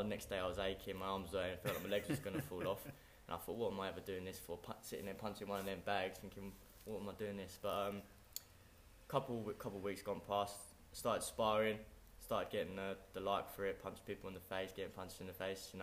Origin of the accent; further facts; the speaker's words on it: England, United Kingdom; as a English amateur boxer